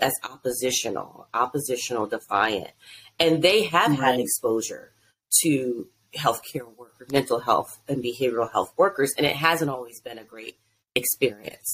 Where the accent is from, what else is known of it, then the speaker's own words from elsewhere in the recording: Delaware, United States; now in DMV area, United States; I'm originally from Delaware